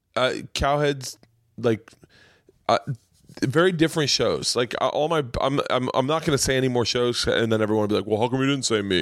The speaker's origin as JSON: {"language": "English", "town": "Tampa", "region": "Florida", "country": "United States", "tie": "born or raised there", "also_born_or_lived": "New York", "moved": "yes", "said": "I grew up in Tampa"}